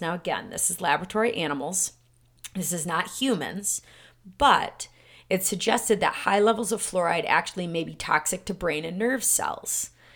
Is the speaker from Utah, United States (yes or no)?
no; Michigan, United States; my hometown, again, was one of the first cities, um, in the country back in nineteen forty-five to fluorinate their water